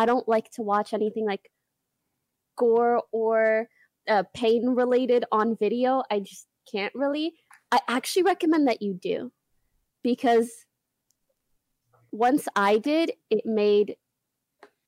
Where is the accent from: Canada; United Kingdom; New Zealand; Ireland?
Canada; now in United States; I'm Canadian and I only have a visa